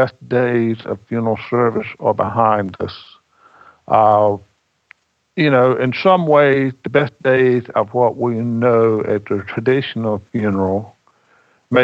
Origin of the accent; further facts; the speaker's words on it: Scotland County, North Carolina, United States; we're in Scotland County because we are descendants of the first Highland Scots settlement in North Carolina